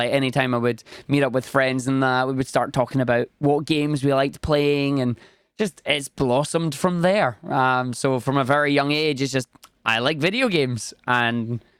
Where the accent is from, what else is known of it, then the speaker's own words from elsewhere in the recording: Scotland, United Kingdom; No, I'm from the other Irish country. I'm from Scotland. born and raised here, and that's where I am.